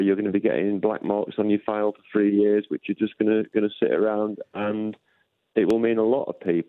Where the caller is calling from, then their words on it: Sheffield, Yorkshire and the Humber, United Kingdom; Sheffield, I'm in the same boat as everybody else.